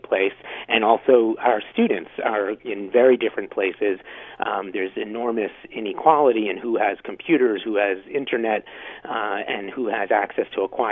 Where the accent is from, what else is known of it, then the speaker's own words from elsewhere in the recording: New York City, New York, United States; now in Ottawa, Canada; I'm from New York originally